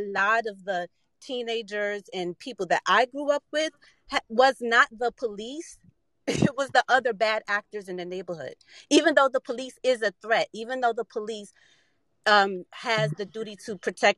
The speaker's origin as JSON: {"language": "English", "town": "Washington", "region": "District of Columbia", "country": "United States", "said": "I'm from Washington, D.C., which ironically is the capital of the United"}